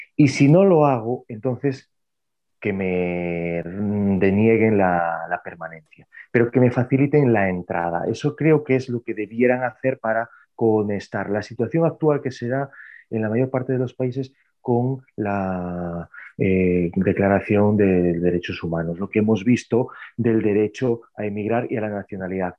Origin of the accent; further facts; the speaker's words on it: Narón?, north of A Coruña province, Galicia, Spain; also born or lived in Santiago de Compostela; Está al norte de la provincia de A Coruña, en Galicia, España